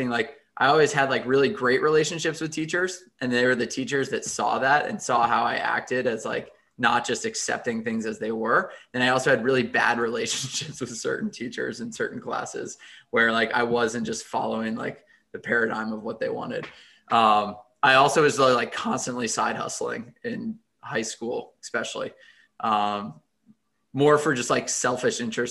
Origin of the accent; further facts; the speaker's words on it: McLean, Virginia, United States; also born or lived in North Carolina; I grew up in the McLean and Arlington area, went to Chesterbrook Elementary and then Longfellow and then McLean High School, and have been around the DMV for my entire life.